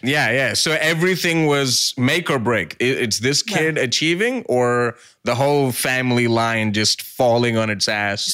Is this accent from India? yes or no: yes; near Mumbai, Maharashtra, India; also born or lived in Brisbane; now in Sydney, Australia; I grew up near Mumbai